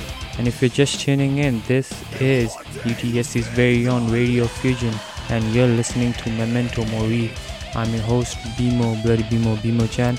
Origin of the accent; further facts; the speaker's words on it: Canada; We're from Manitoba.